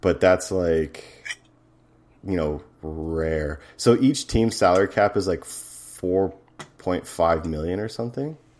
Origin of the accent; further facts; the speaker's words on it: Edmonton, Alberta, Canada; my hometown, Edmonton